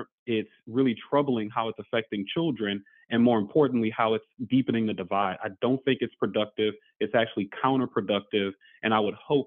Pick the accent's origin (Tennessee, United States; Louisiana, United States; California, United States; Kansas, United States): Louisiana, United States; New Orleans; now in New Hampshire, United States; I was born and raised in New Orleans, Louisiana.